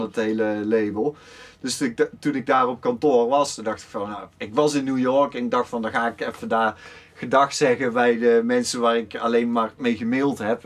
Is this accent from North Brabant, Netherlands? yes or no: yes; Oss, North Brabant, Netherlands; ik kom dan uit Os